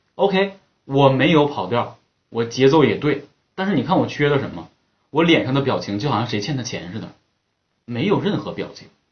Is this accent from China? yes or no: yes; Northeast China, China; 我们东北人讲格路